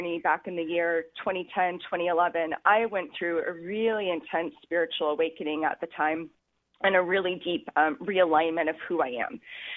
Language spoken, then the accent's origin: English; Alaska, United States; moved away as an adult; now in Kauai, United States; Alaska contained me and was my home state for many, many, many years